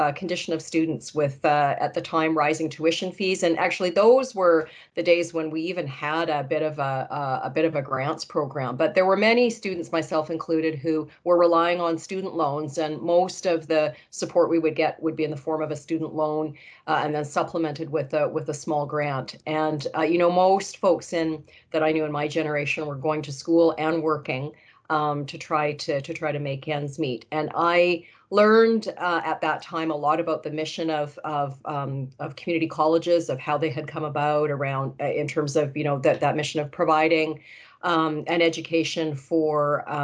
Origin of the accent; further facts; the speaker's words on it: New Westminster, British Columbia, Canada; I grew up in New Westminster. I was born at RCH